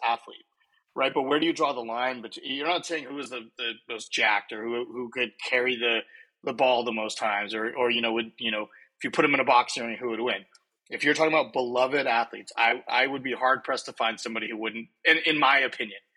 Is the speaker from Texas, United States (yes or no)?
yes; Dallas, Texas, United States; growing up in Dallas